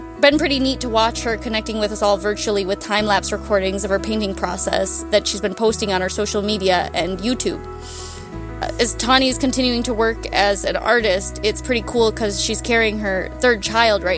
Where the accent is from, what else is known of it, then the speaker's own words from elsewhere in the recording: Bemidji, Minnesota, United States; I'm from Bemidji, Minnesota, and I'm a painter and an art appreciator